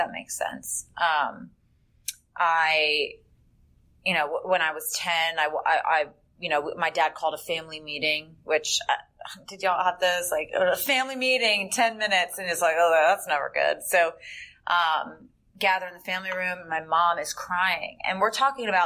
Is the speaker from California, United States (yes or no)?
no; Northern Virginia, United States; I am originally from Northern Virginia